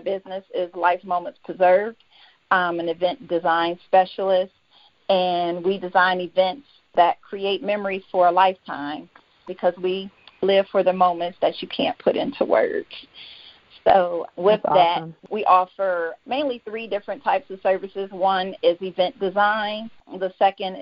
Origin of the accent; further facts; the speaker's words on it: Detroit, Michigan, United States; moved away as an adult; now in Georgia, United States; I'm from born and raised in Detroit. I'm currently living in Georgia. I've been here for 13 years now.